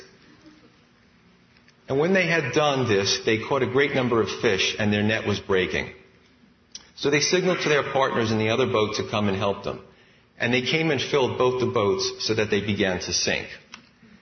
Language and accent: English; New York City, New York, United States; Growing up in Staten Island, I thought there was only two types of people, Italian and Irish.